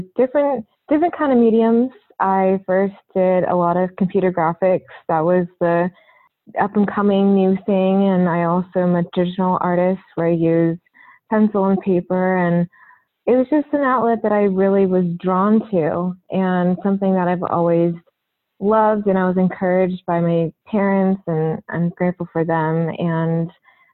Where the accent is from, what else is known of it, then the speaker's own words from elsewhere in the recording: Orange County, California, United States; I grew up in Orange County, California, and I currently still live there.